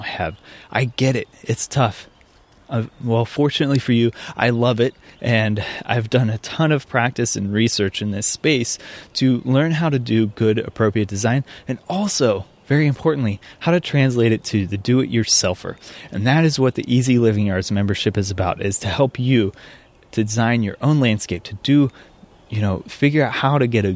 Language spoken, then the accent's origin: English; Midwest, United States; I grew up in the Midwest